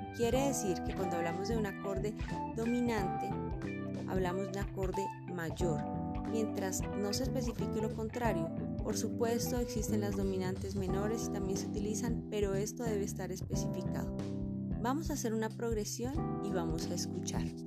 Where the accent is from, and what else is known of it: Colombia